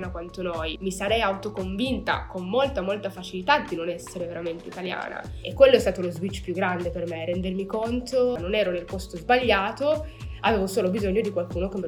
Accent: Meknes, Fès-Meknès, Morocco; now in Italy; oggi parliamo di cittadinanza. Nasco in Marocco, vengo da Meknes, città imperiale bellissima marocchina. Io abito eh, in Italia dal 2002

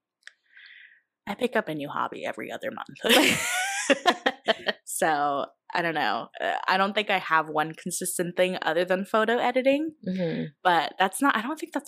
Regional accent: California, United States; moved away as an adult; also born or lived in Bell Gardens / Cudahy; when I was like 7-ish, we moved up to the high desert, and that's where I stayed until I was 18

